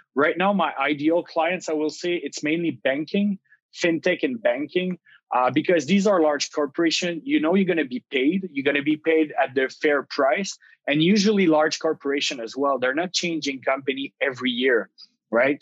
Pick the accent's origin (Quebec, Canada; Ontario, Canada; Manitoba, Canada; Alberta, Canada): Quebec, Canada; Gatineau; moved away as an adult; now in Montreal, Canada; I come from the Ottawa region on the Quebec side, so Gatineau. I grew up there